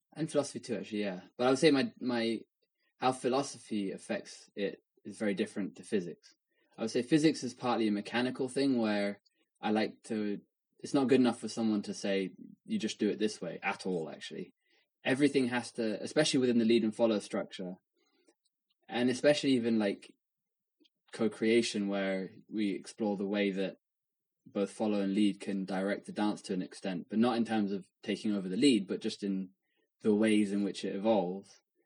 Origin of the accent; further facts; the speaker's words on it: England, United Kingdom; someone who's grown up in England